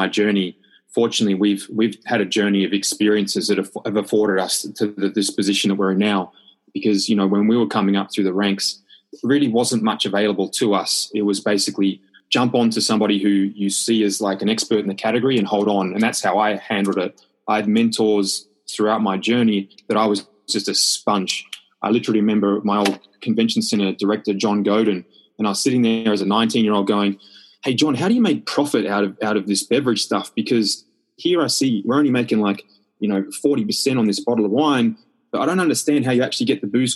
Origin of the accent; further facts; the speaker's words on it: Australia; moved away as an adult; also born or lived in London; being Australian